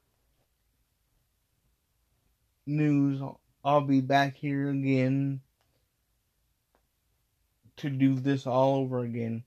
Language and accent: English; Midwest, United States; moved away; I came from the Midwest. That the Midwest is my city. The Midwest is my state. The Midwest is my area